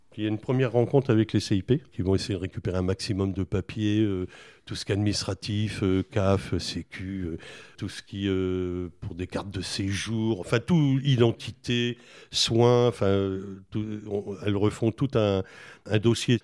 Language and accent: French; Buzançais, Centre-Val de Loire, France; also born or lived in Villedieu-sur-Indre / Châteauroux / Charente-Maritime; j'ai fait mon enfance à Buzancais